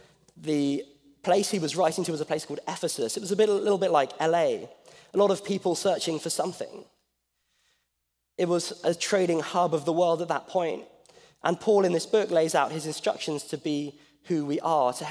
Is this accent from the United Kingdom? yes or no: yes; England, United Kingdom; moved away as an adult; now in Pasadena, United States; I'm from England. I'm not from Australia